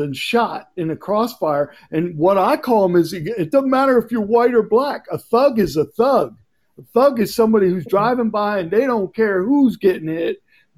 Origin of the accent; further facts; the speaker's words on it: Philadelphia, Pennsylvania, United States; I grew up in Philadelphia